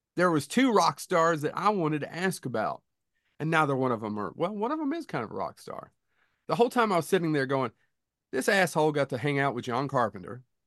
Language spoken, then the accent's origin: English; Kentucky, United States; we're from Kentucky.